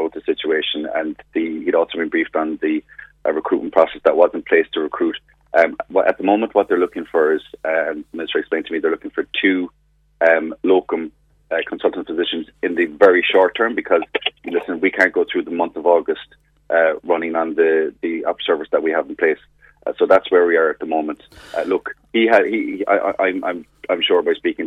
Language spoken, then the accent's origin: English; Clonakilty, Munster, Ireland; I'm from Clonakilty, born and bred in West Cork.